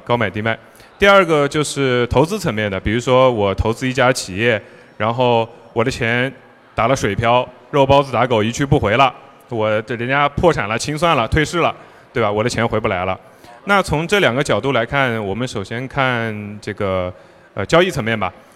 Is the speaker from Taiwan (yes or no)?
no; China; 我们作为中国人